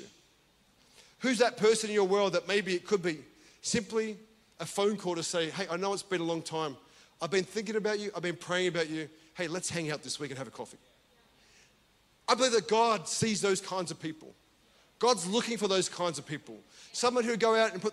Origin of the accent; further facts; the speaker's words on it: Australia; I'm from Australia